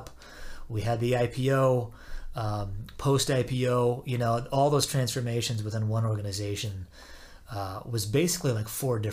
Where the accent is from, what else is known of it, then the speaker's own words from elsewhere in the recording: Southwest Washington, United States; moved away as an adult; also born or lived in Algona, Iowa / Ames, Iowa / Kansas / Chicago; now in Minneapolis, United States; Moved there when I was in fifth grade, stayed there until I graduated high school